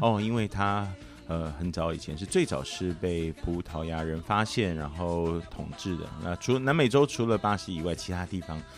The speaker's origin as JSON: {"language": "Chinese", "country": "Taiwan", "said": "我们台湾有的时候真的很热"}